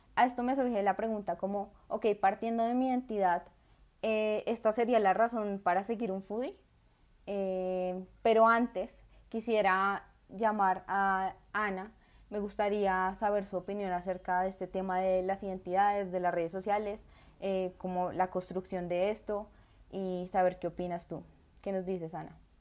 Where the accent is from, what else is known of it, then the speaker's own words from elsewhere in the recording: Colombia; yo no elegí ser colombiana